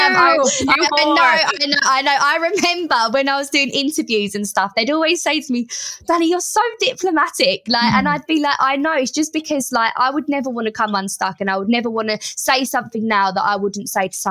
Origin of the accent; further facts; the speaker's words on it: Harlow, East of England, United Kingdom; I was from Harlow, the school was in Hertfordshire